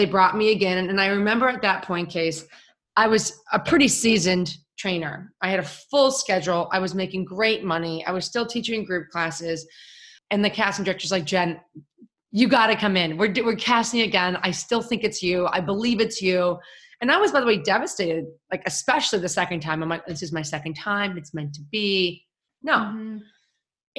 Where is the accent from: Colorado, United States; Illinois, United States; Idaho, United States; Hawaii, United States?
Illinois, United States; Chicago; I'm from Chicago.